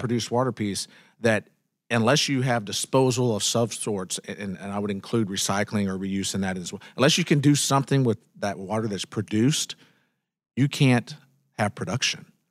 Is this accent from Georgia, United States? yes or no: no; Carthage, Texas, United States; my home where I grew up in Panola County in Carthage